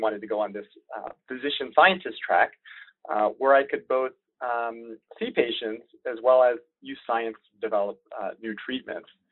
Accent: DC area, Northern Virginia, United States; moved away as an adult; also born or lived in Richmond, Virginia; I grew up in the Northern Virginia, uh, DC area

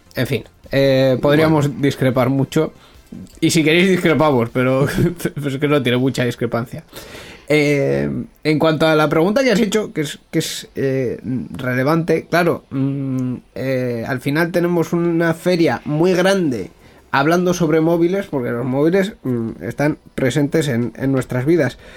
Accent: Bilbao, Basque Country, Spain; al final somos de Bilbao

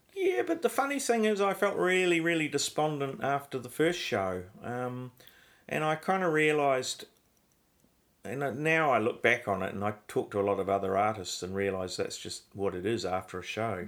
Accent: Christchurch, Canterbury, New Zealand; I grew up in Christchurch. I was born in Christchurch in New Zealand

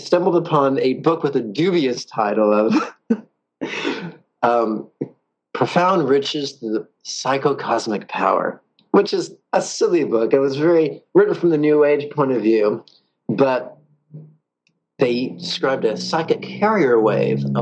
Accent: Southern California, United States; also born or lived in San Francisco; I was born born in San Francisco, but raised in Southern California since I was about, three or four

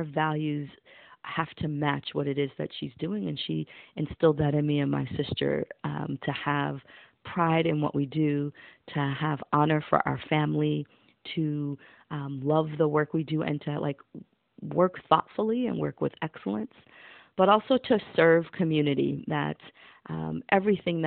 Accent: New York City, New York, United States; also born or lived in Brooklyn, New York; I'm originally from the South Bronx, and now I make my home in Brooklyn, New York.

